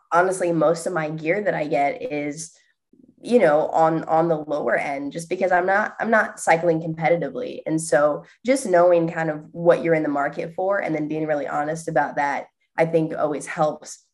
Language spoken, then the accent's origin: English; Indiana, United States; moved away; I was born and raised in Indiana